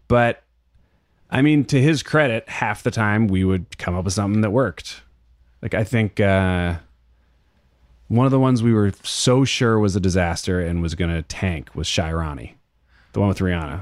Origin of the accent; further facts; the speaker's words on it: Berkeley, California, United States; also born or lived in Oakland; I'm from Berkeley, so I grew up with the A's